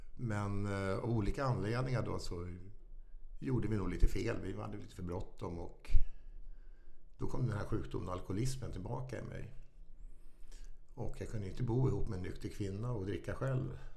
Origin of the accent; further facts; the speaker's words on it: Stockholm, Stockholm County, Sweden; also born or lived in Vaxholm / Farsta; Stockholms södra förorter